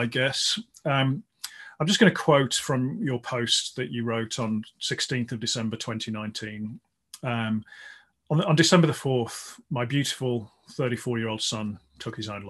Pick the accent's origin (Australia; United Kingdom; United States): United Kingdom; Midlands; I grew up in the Midlands and I played a lot of basketball actually, when I was growing up